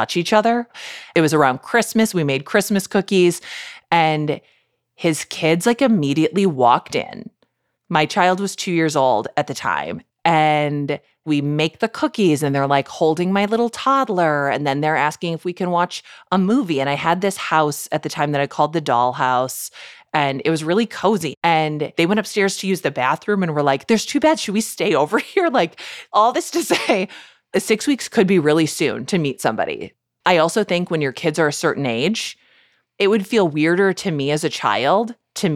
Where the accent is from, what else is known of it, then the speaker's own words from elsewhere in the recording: Midwest, United States; I grew up in the Midwest.